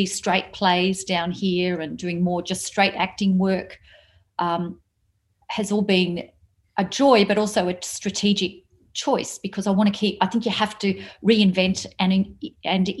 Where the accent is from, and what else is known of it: Papua New Guinea; born or raised there; moved away; also born or lived in Australia